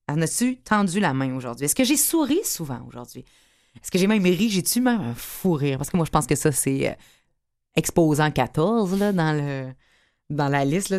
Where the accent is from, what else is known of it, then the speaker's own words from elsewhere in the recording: Quebec City, Quebec, Canada; j'étais en centre cardinal Villeneuve très, très longtemps. Je viens de Québec